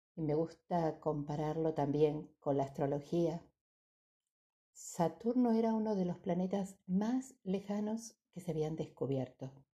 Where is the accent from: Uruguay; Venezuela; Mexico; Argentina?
Argentina; cantábamos de niños los que somos argentinos